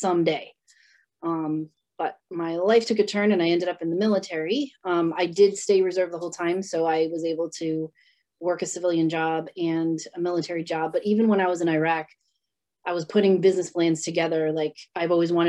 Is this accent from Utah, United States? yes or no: no; North Providence, Rhode Island, United States; I grew up in Providence, Rhode Island, North Providence to be exact